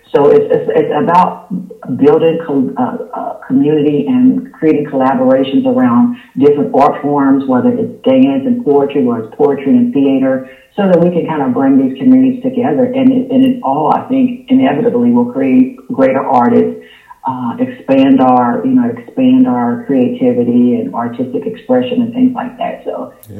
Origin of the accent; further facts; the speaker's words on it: Louisville, Kentucky, United States; moved away as an adult; also born or lived in Los Angeles, California; now in Atlanta, United States; my hometown is Louisville, Kentucky